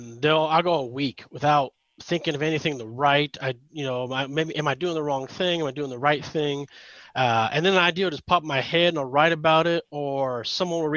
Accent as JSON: {"language": "English", "region": "Northern California", "country": "United States", "tie": "born or raised there", "said": "I was born and raised in California, Northern California"}